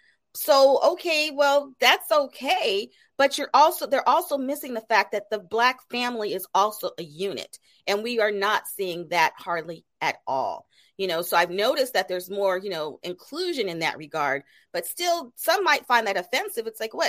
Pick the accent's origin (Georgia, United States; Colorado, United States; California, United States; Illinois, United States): Colorado, United States; Colorado Springs; I'm originally from Colorado Springs, Colorado. That's where I was raised. So I can relate to, you know, not having as much diversity in an area